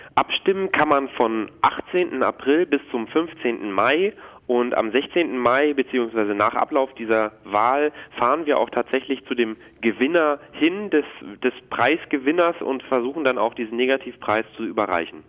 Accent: Netherlands; now in Germany; Ich komme aus den Niederlanden

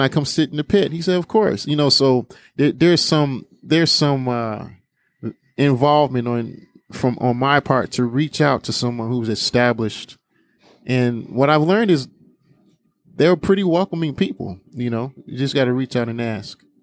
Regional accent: Harvey, Illinois, United States; we grew up in Harvey

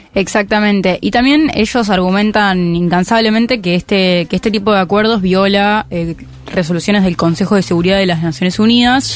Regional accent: Argentina; yo soy argentina

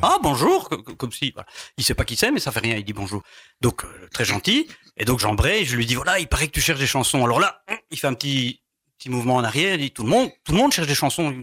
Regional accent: Tournaisis, western Hainaut, Wallonia, Belgium; moved away as an adult; also born or lived in Brussels region; je suis né dans le Tournésie, le Hainaut occidental

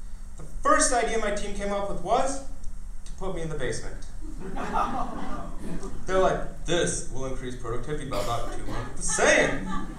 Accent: India; Because I'm an Indian, my parents already arranged my marriage.

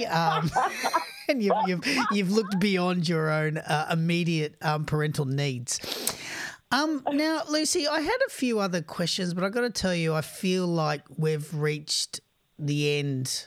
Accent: Australia; I'm an Australian

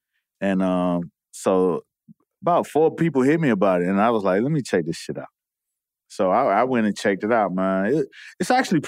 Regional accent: Miami Gardens, Florida, United States; I grew up in Carroll City.

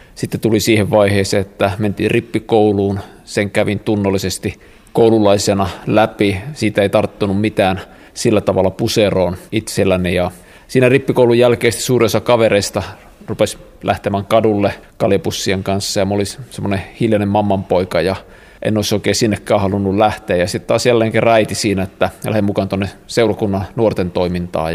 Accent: Kokkola, Central Ostrobothnia, Finland; mä oon Kokkolasta siis kotosi

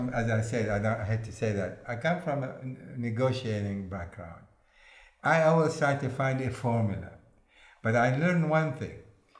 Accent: Missouri, United States; You know, I come from a situation where I feel I'm from Missouri. You know the state they say about Missouri?

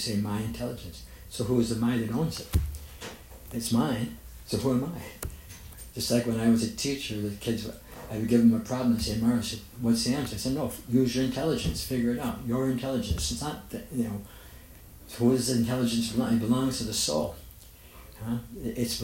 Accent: United States; I'm an American

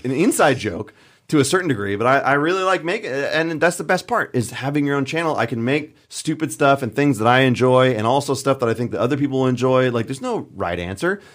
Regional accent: California, United States; moved away as an adult; also born or lived in Colorado; I originally grew up in California

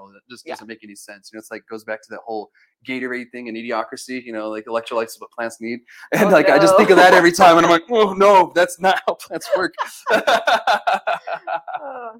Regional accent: New Mexico, United States; born or raised there

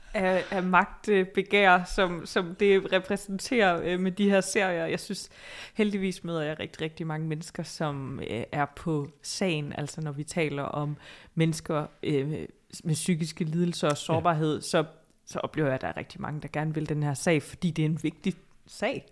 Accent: Odense, Southern Denmark, Denmark; now in Copenhagen, Denmark; Jeg er jo fra Odense

